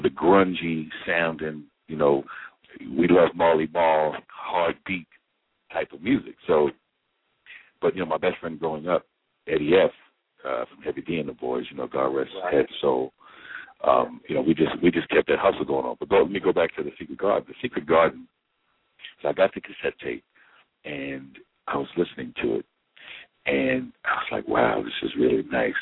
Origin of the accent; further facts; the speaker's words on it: New York, United States; I'm a New Yorker